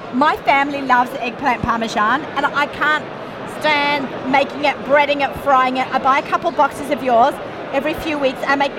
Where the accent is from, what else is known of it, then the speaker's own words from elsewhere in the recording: Australia; moved away as an adult; now in United States; I was born in Australia and raised in Australia. I lived there for 21 years. I've been in America next week. Will be 27 years.